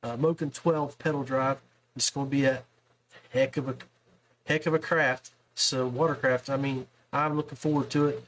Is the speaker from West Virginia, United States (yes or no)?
yes; West Virginia, United States; I'm from West Virginia